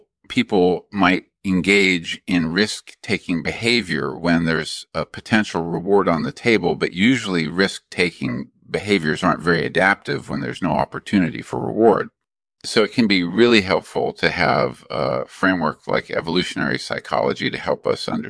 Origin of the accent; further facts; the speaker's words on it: California, United States; Well, my background is I grew up in California